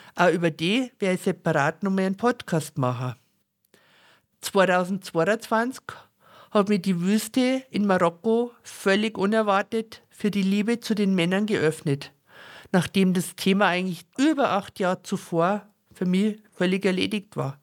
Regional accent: Bavaria, Germany; accent: very Bavarian dialect; mit meinem sehr bayerischen Dialekt

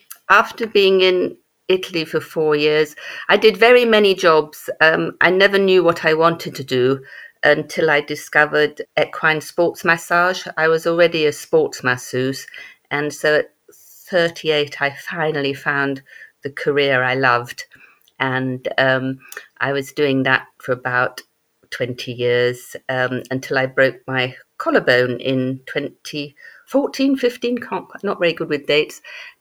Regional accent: England, United Kingdom; also born or lived in Germany / Malaysia / Belgium; My father is military, so I was born in Germany, moved to Malaysia, got to England about the age of four, moved from Yorkshire to Wiltshire to Surrey to Belgium to Germany.

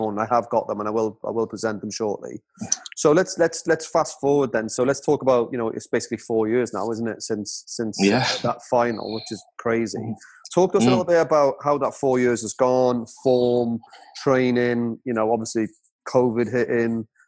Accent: United Kingdom; As the British public

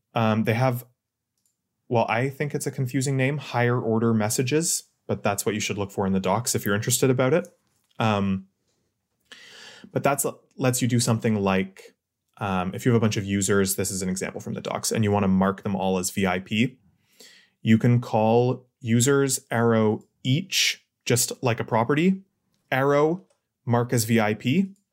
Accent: Ottawa, Ontario, Canada; I'm from Ottawa

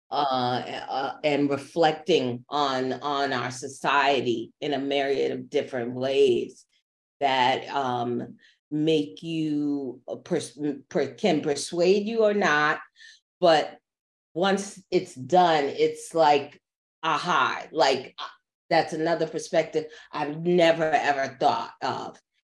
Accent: New York, United States; born and raised New Yorker

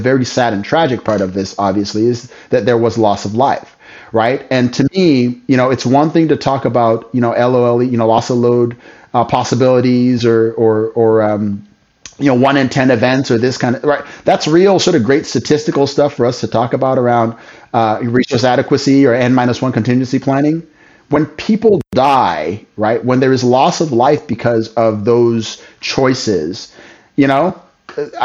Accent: Midwest, United States; as a Midwesterner

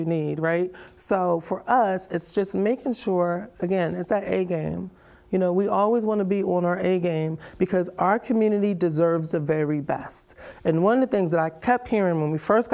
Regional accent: New Jersey, United States; moved away as an adult; also born or lived in Charlotte, North Carolina; now in Mullins, United States; Jersey girl, born and raised.

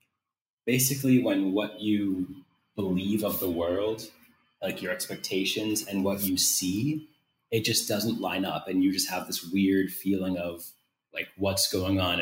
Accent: United States; now in Brazil; being American

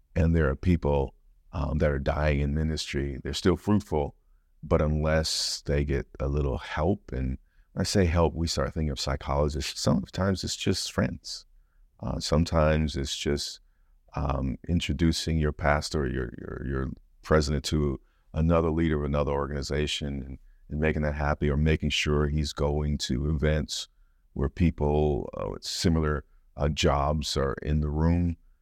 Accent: United States; as an American

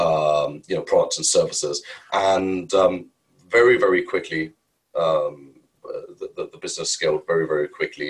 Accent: Germany; moved away as an adult; also born or lived in India; Born and bred in Germany

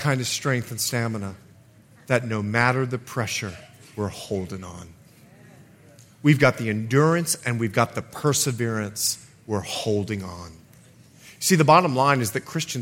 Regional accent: Bahamas; moved away; I'm from the Bahamas

